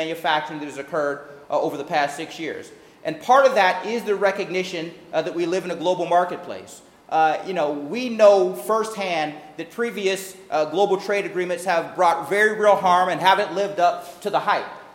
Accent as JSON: {"language": "English", "town": "Youngstown", "region": "Ohio", "country": "United States", "tie": "born or raised there", "moved": "yes", "lives_now": "Washington, D.C., United States", "said": "spending a few more hours here in my hometown"}